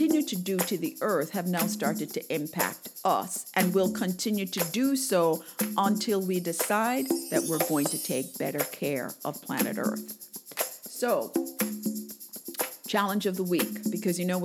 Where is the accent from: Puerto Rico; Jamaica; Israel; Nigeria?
Jamaica; I remember growing up in Jamaica